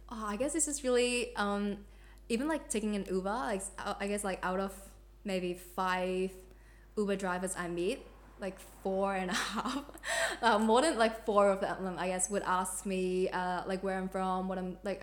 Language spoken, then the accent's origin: English; Hong Kong; now in Australia; I'm from Hong Kong and like being uh, Hong Kong Australian, Australian Hong Kong